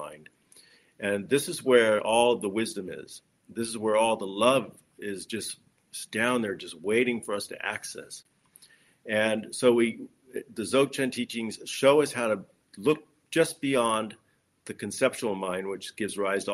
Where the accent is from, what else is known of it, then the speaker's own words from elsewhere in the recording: Los Angeles, California, United States; I grew up in Los Angeles